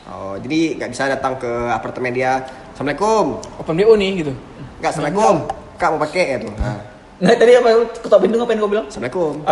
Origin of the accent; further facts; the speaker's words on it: Banda Aceh, Aceh, Indonesia; Oh dari dari sekolah kok di, di Banda Aceh semua? Ya, aku cuma lahir aja di Aceh besar.